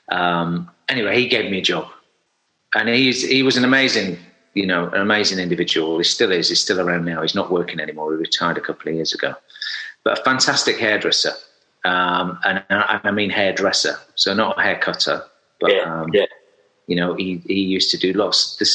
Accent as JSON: {"language": "English", "town": "Sheffield", "region": "Yorkshire and the Humber", "country": "United Kingdom", "tie": "born or raised there", "said": "I'm from Sheffield, so if you, if oh. anybody doesn't know Sheffield, South Yorkshire, um, and I grew up in a sort of you know semi-rural um, setting, not too far from Sheffield town centre"}